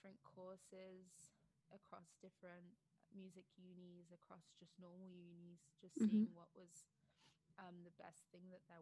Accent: Australia; moved away as an adult; now in United Kingdom; I grew up in Australia, but I always knew that I wanted to move back to the UK

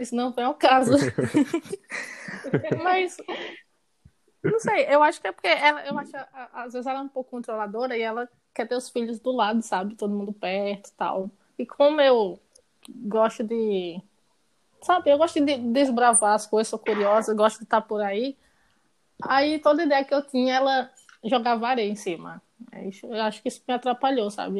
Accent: Garanhuns, Pernambuco, Brazil; moved away as an adult; now in Recife, Brazil; Nasci em Garanhões. É, me formei em, em, medicina veterinária lá. Aí depois mudei para Recife

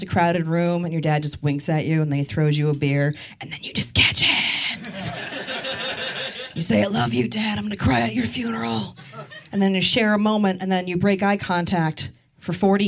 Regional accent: Maryland, United States; I am from Maryland, and I'm really proud of being from there

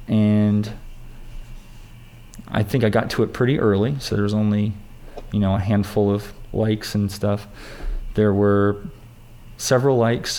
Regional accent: United States; we grew up in America

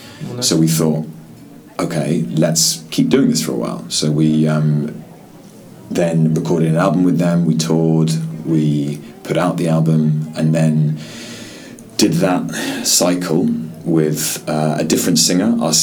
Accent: London, United Kingdom; moved away as an adult; also born or lived in Holloway, London; now in Hong Kong; I was born in North London, in Holloway

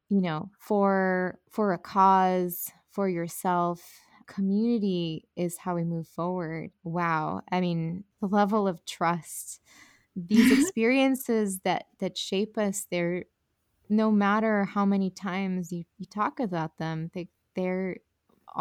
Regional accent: Colombia; I'm from Colombia

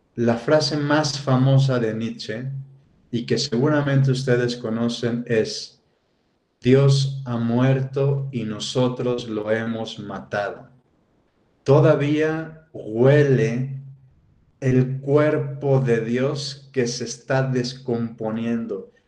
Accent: Mexico City, Mexico; now in Querétaro, Mexico; yo que soy de Ciudad de México y bueno, ahora actualmente que vivo en Ciudad, eh, en, Querétaro

